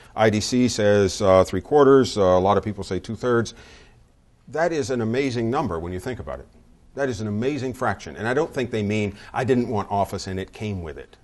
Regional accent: the South, United States; moved away; I grew up in the South. My dad worked for Textile Mills

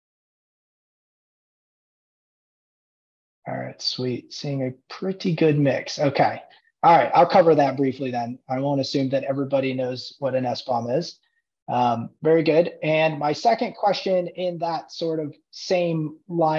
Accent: Indiana, United States; moved away as an adult; I grew up in Indiana, and I left for a little while to pursue careers

